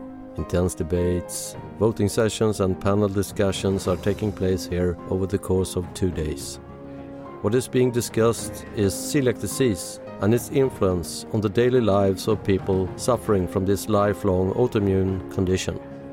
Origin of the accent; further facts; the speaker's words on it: Sweden; I'm from Sweden.